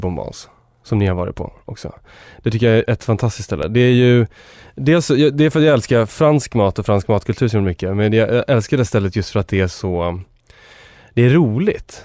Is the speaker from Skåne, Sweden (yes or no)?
no; Enköping, Uppsala County, Sweden; min eh, uppväxt och där jag kommer från. Jag kommer från Enköping.